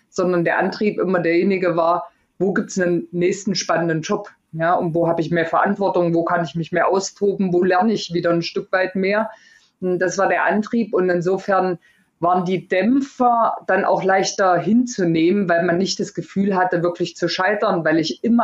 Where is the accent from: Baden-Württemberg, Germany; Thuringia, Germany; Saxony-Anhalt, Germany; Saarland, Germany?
Thuringia, Germany; Erfurt; zumindest bei uns in Erfurt, ich bin in Erfurt groß geworden